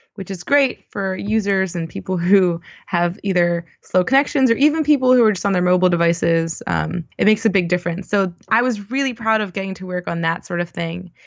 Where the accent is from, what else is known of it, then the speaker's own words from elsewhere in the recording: Baltimore, Maryland, United States; moved away as an adult; also born or lived in Washington, D.C. / Austin, Texas; I grew up in Baltimore on the East Coast of the U S